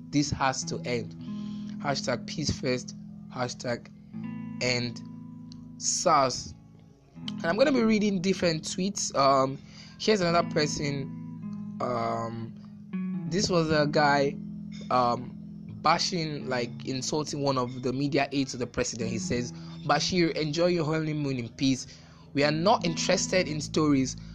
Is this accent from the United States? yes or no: no; Nigeria; I'm a Nigerian